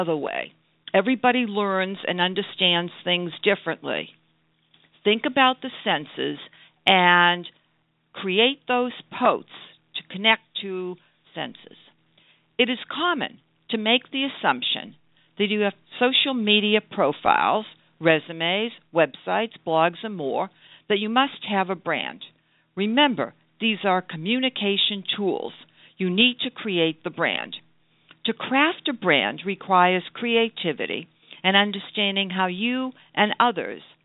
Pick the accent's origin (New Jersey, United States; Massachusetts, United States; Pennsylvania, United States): Massachusetts, United States; Brookline; I grew up in Brookline, Massachusetts, the birthplace